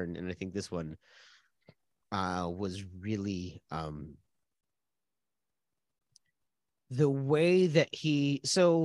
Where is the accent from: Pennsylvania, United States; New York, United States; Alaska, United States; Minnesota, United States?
Minnesota, United States; as a Minnesotan